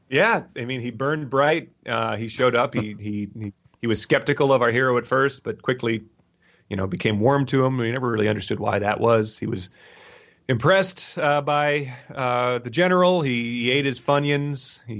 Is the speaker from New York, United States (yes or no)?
no; Philadelphia, Pennsylvania, United States; Hey, I'm from Philly, right?